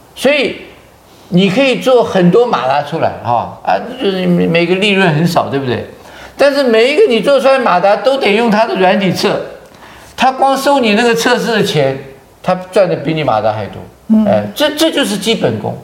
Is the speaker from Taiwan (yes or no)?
yes; Taiwan; 我们台湾人